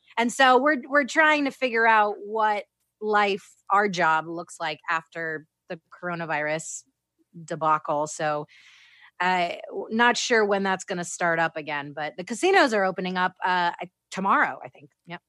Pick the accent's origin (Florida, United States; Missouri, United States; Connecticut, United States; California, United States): Florida, United States; moved away as an adult; also born or lived in Orlando, Florida; now in Las Vegas, United States; I'm, I'm originally from Florida.